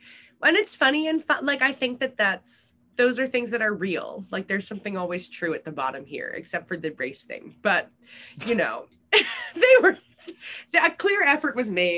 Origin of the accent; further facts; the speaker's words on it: New York, United States; my hometown of Brooklyn.